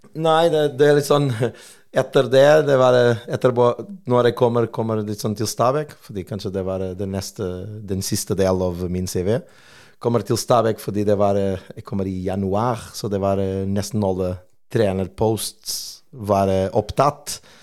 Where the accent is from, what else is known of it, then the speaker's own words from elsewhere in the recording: Portugal; Norwegian is a second language; now in Stavanger, Norway; jeg er portugiser